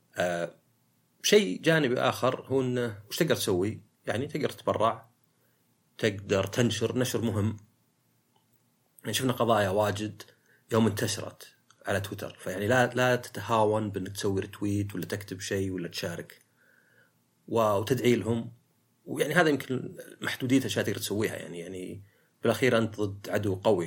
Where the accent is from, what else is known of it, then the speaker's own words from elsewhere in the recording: Saudi Arabia; عندنا في السعودية